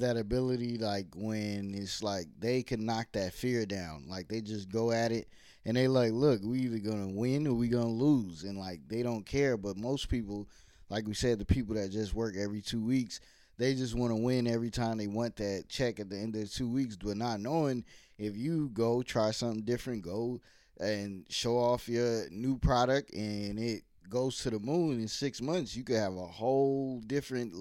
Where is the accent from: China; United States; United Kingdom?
United States; Virginia; also born or lived in New York / New Jersey; I was born in New York, but we moved when I was like 6 to Virginia